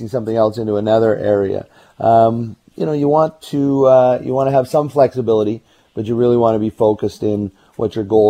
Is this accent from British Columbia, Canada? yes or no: yes; Burnaby, British Columbia, Canada; I grew up in Burnaby